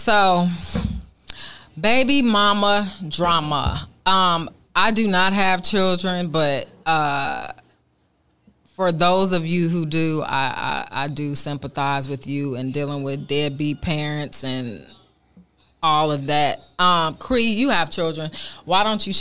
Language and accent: English; Oakland, California, United States; born and raised in Oakland